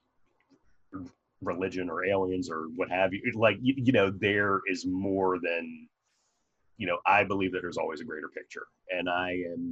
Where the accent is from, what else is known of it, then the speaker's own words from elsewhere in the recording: Maryland, United States; accent: Maryland; That's my Maryland accent coming out, water.